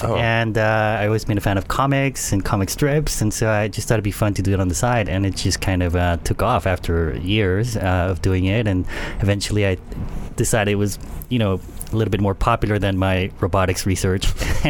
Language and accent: English; Panama; I grew up in Panama, which is a very small country in Central America.